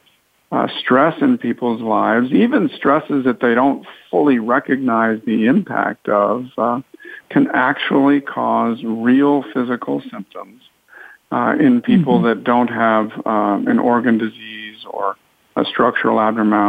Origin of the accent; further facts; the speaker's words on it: East Coast, United States; moved away as an adult; also born or lived in Southern California; I grew up on the East Coast, went to medical school there